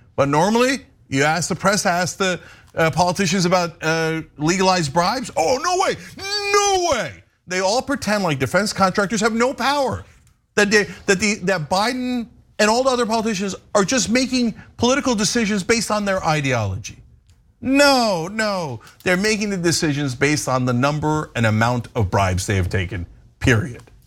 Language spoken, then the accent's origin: English; United States; as an American